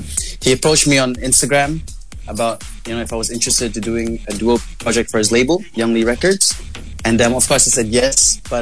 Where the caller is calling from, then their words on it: Singapore; Singapore. I'm in Singapore.